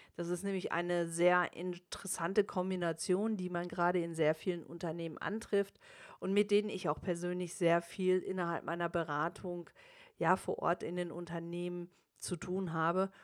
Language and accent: German; Germany; also born or lived in United States; bei uns in Deutschland